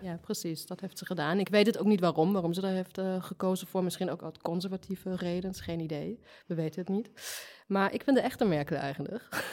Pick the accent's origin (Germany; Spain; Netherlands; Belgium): Germany; moved away; ik kom ook uit de DDR. Maar weten jullie überhaupt wat dat betekent, uit de DDR te komen?